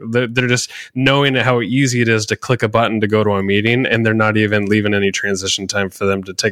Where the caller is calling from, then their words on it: Portland, Oregon, United States; So yeah, it's 3 p.m. over here in Portland, Oregon, United States, and it's what 8 a.m. for you right now.